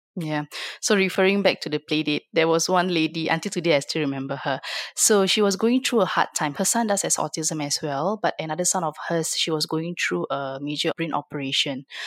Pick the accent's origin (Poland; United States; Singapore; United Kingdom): Singapore; I'm from Singapore